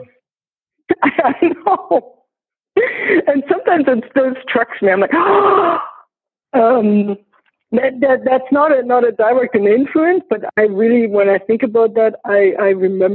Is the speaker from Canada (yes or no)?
no; Berlin, Germany; I grew up in East Berlin, so in Eastern Germany.